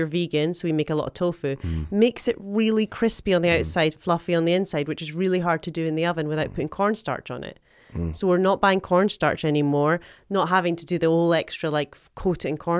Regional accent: Scotland, United Kingdom; All you need, I'm Scottish.

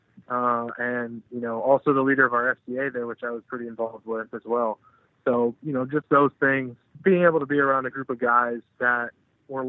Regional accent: Austin, Texas, United States; I'm from Texas originally, grew up in Austin

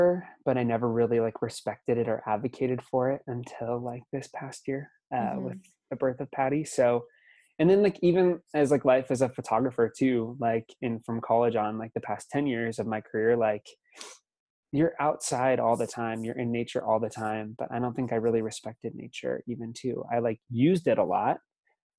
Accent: Lincoln, Nebraska, United States; born and raised in Lincoln, this little liberal bubble in the middle of Nebraska

